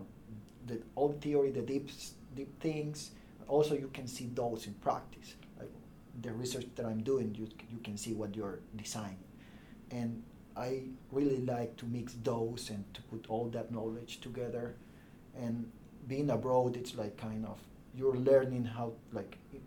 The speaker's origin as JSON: {"language": "English", "country": "El Salvador", "also_born_or_lived": "Bologna, Italy", "second_language": "English", "moved": "as an adult", "lives_now": "United States", "said": "I'm from El Salvador"}